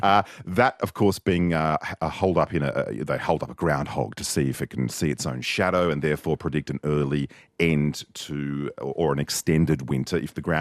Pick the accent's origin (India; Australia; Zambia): Australia; I am an Australian born in 1961.